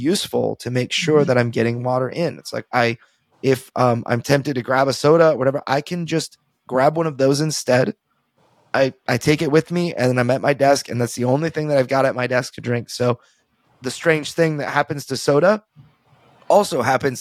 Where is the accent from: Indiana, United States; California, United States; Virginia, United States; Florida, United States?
California, United States; now in Texas, United States; I'm a Californian at heart. Like, I live in Texas, but I'm a Californian at heart